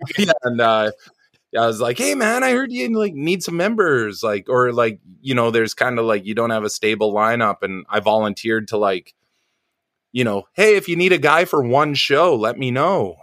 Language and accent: English; suburbs of Vancouver, British Columbia, Canada; also born or lived in New Westminster; I was born in a town called New Westminster, which used to be the capital of uh BC a long long long time ago in the cowboy days. Um it's like a suburb of Vancouver, and I kind of lived around the uh, Vancouver Island and stuff like that um, till I was six, and then just kind of suburbs of Vancouver